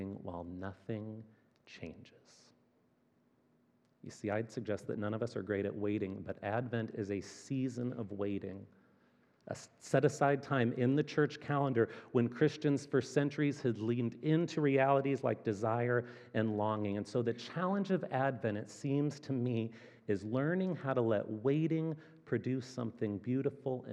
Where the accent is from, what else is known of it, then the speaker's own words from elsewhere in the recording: Fort Wayne, Indiana, United States; moved away as an adult; also born or lived in Chicago; now in Kansas City, United States; Fort Wayne, Indiana, which is my hometown